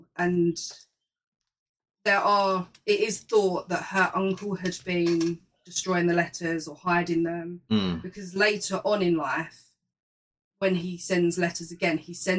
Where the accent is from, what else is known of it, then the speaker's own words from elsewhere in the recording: Ireland; I'm from Ireland, mate.